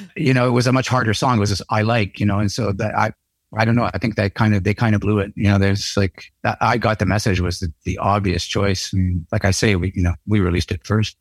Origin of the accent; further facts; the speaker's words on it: Canada; being Canucks, you know, being Canadian